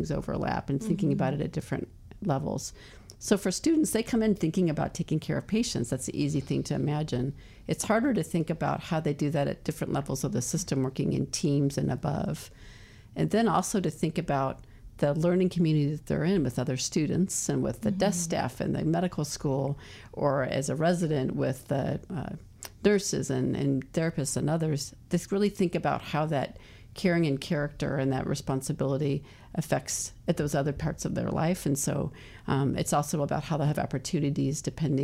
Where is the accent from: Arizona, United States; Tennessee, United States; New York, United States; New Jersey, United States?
Arizona, United States; Phoenix; moved away; also born or lived in Guam; I grew up in Phoenix.